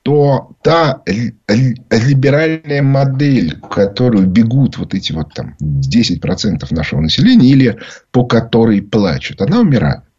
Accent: Moscow, Russia; Я говорю, я из Москвы, из России.

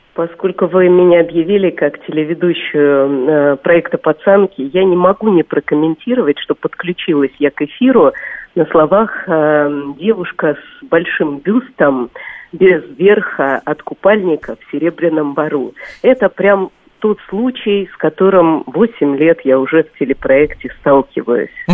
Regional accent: Russia; как для русской девушки

